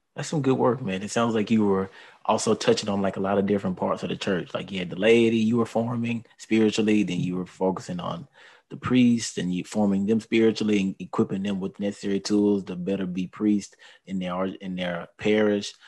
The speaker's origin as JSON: {"language": "English", "town": "Houston", "region": "Texas", "country": "United States", "tie": "born or raised there", "said": "I'm from Houston, and I'm born and raised here"}